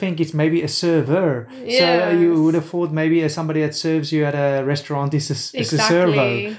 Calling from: Australia; And because I'm talking from Australia, talking to them from Australia, they just presume I use Australian words.

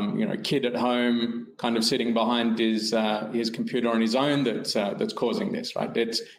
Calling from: Perth, Western Australia, Australia; From Perth, Australia this morning.

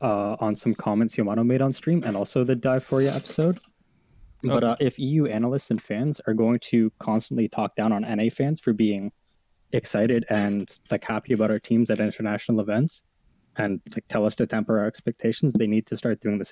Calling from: Ontario, Canada; Southern Ontario, Canada.

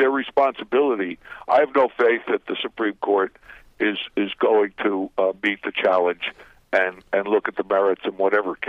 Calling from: Guatemala

